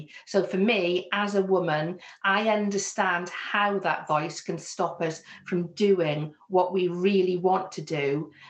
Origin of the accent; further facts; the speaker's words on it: Wales, United Kingdom; accent: Welsh; although you can hear very clearly I have a Welsh accent, my Welsh accent is actually much more neutral compared to some of the places that I moved to. So I had some people that pick me up on my accent and my different way of saying things.